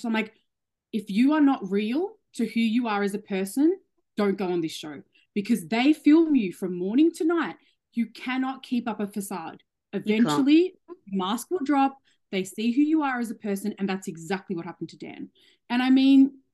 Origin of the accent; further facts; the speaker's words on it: Australia; I love being Australian